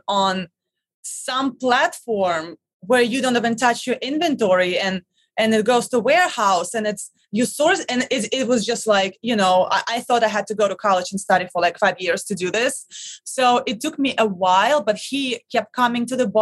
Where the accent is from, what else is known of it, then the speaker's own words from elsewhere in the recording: Russia; English is a second language; moved away as an adult; now in New York City, United States; I'm originally from Russia